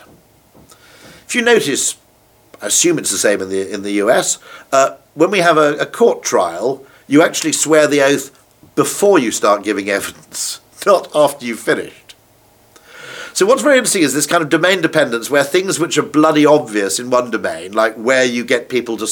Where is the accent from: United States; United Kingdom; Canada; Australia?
United Kingdom; As a Brit